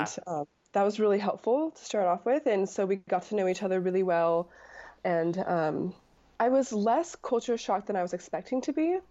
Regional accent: Anchorage, Alaska, United States; I was from Anchorage, Alaska

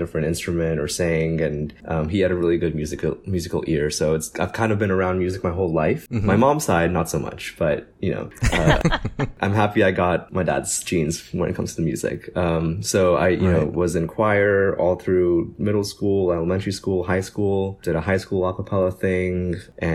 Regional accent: India; moved away; I was born in India

